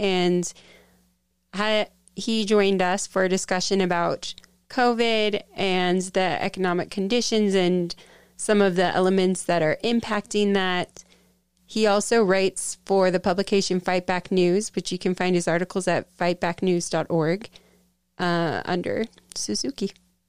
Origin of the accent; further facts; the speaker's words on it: Washington, United States; moved away as an adult; now in Salt Lake City, United States; I grew up in Washington State in a Mormon family and moved to Utah to go to Brigham Young University a little over 10 years ago.